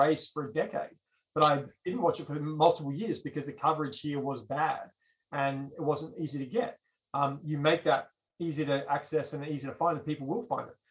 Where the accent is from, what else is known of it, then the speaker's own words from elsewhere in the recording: Australia; moved away as an adult; now in United States; growing up in Australia